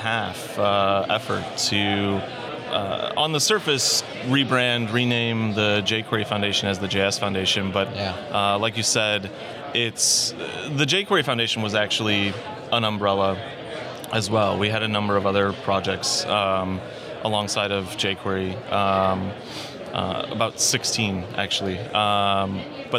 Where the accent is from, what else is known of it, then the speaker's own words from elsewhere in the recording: Chicago, Illinois, United States; moved away as an adult; now in Dallas, United States; Lived most of my life in Chicago